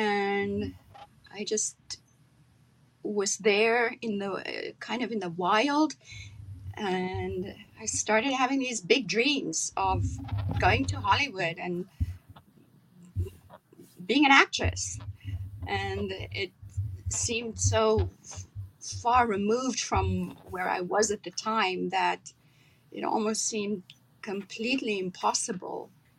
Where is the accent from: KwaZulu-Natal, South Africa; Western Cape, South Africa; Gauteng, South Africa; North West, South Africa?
North West, South Africa; Rustenburg; You know, it was really wonderful. It was a small little town. At that point in time, it wasn't even listed on the map.